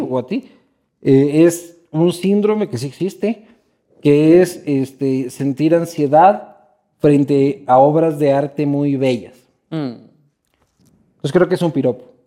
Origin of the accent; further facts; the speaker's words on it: Ecuador; somos los ecuatorianos